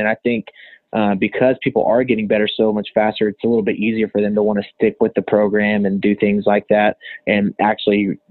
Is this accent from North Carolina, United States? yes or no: no; Canyon, Texas, United States; moved away as an adult; also born or lived in Dallas, Texas / Portales, New Mexico; now in Lubbock, United States; I grew up in the Canyon Emerald area